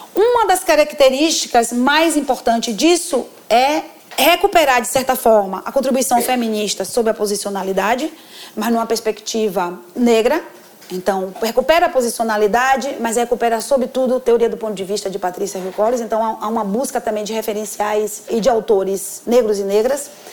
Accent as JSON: {"language": "Portuguese", "region": "Northeast Region", "country": "Brazil", "said": "Como nordestina"}